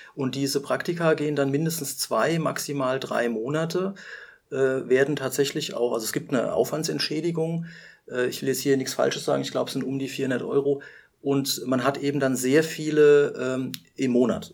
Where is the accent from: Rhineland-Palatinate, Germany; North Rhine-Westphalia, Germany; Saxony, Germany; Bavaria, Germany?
Rhineland-Palatinate, Germany; Rhenish Hesse; ich bin zwar hier in Rheinhessen aufgewachsen, stamme aber mütterlicherseits und im Grunde genommen auch väterlicherseits ähm, aus der Pfalz